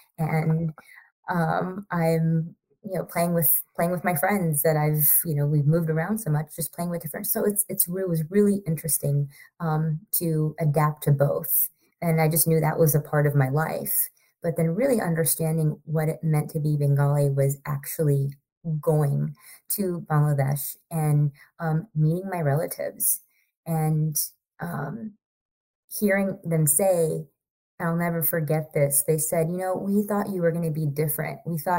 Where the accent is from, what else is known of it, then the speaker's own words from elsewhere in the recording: Indiana, United States; born there; moved away; also born or lived in Idaho / California / Sri Lanka; I am first generation American. And I really wanted to, I was born in Indiana. We moved to Idaho, to California, to Sri Lanka, back to California